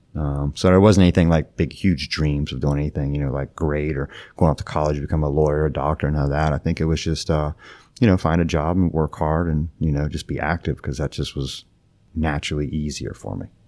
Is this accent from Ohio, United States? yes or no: yes; Ohio, United States; also born or lived in West Virginia / South Florida; now in Palm Beach Gardens, United States; born and raised in Ohio